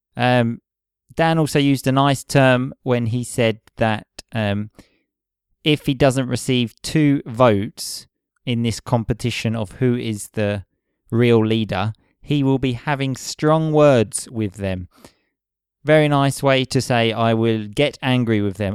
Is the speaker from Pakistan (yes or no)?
no; England, United Kingdom; moved away; also born or lived in Rome; I have to make the step from being an English hooligan